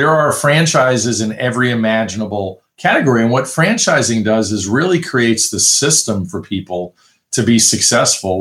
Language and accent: English; New York, United States; I grew up in New York